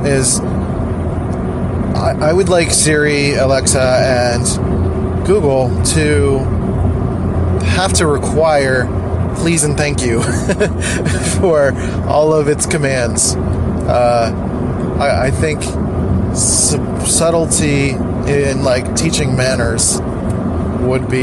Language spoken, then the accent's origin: English; Philadelphia, Pennsylvania, United States; accent: nasally; I'm from Philly, so everyone sounds like nasally and annoying, including me sometimes